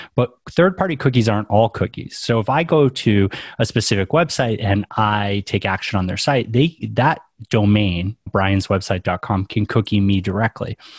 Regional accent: New England, United States; I grew up in New England

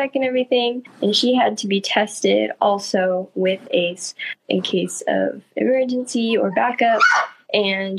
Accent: Central Coast of California, United States; we are from the Central Coast of California

